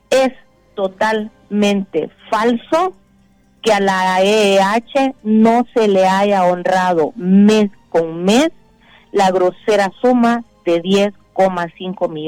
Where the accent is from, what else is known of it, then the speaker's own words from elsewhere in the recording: Honduras; Pero a mí como hondureña, Rómulo, por supuesto que sí.